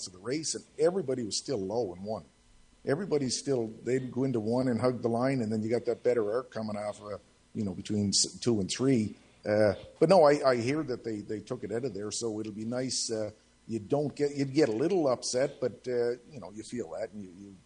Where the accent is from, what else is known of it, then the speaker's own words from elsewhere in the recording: Cape Breton, Nova Scotia, Canada; moved away as an adult; now in British Columbia, Canada; Well, I'm originally from Atlantic Canada. I'm originally from Cape Breton.